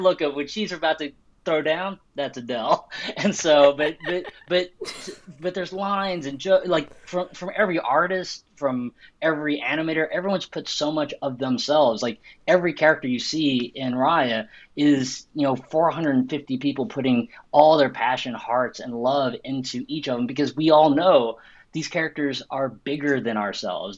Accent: Arkansas, United States; I grew up in Arkansas

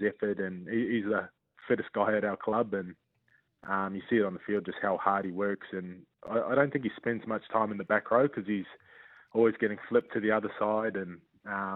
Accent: New Zealand; especially being in my home country, playing for, you know, obviously the Warriors, the only team in the country

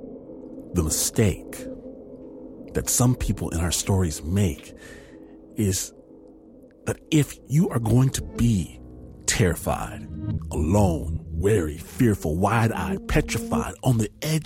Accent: Michigan, United States; I'm from Michigan. And in Michigan, up north, it gets cold.

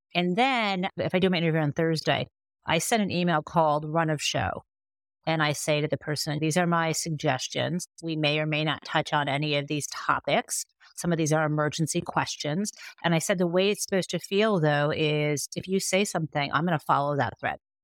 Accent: Michigan, United States; I'm from Michigan, right? Like, I'm a Midwesterner

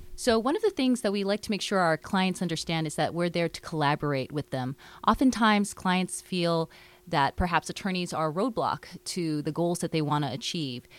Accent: Hawaii, United States; moved away as an adult; now in Seattle, United States; I grew up in Hawaii, and my parents owned a small business

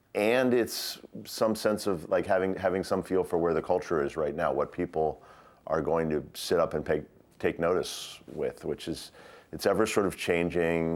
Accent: United States; also born or lived in Glasgow, Scotland

